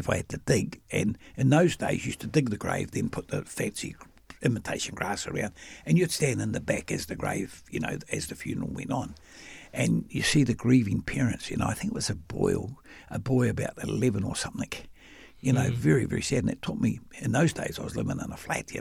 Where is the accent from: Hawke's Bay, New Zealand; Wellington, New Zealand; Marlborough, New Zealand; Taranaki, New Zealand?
Wellington, New Zealand; now in Auckland, New Zealand; I'm a simple boy from a working class family in Newtown and Wellington.